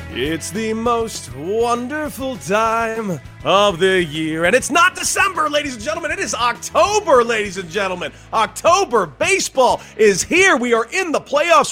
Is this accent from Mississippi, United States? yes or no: no; Los Angeles, California, United States; I grew up in Los Angeles.